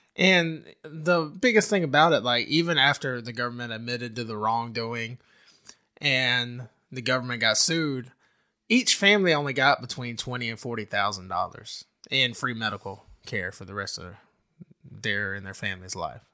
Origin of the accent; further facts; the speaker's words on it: United States; as an American